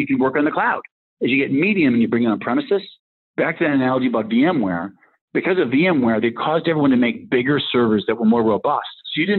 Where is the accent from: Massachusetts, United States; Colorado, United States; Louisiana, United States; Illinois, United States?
Massachusetts, United States; Rockland; Well, I grew up in Rockland, Massachusetts. It's south of South Boston, so not quite Goodwill Hunting, but kind of near there.